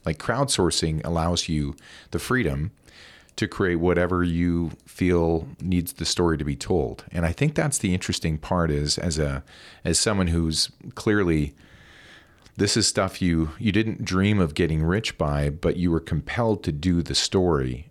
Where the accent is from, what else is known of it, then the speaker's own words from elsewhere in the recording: Alberta, Canada; now in British Columbia, Canada; I'm from Alberta